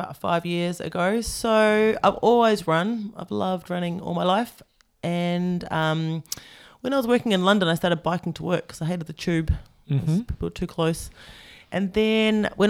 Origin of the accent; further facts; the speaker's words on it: Wellington, New Zealand; I'm from Wellington